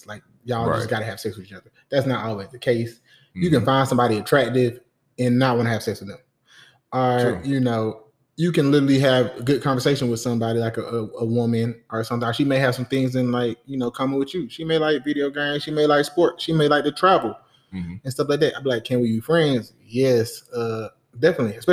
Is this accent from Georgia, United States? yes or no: yes; Riverdale, Georgia, United States; also born or lived in Nuremberg, Germany; I was born in Nuremberg, Germany, military brat. I was raised on the south side of Atlanta, Riverdale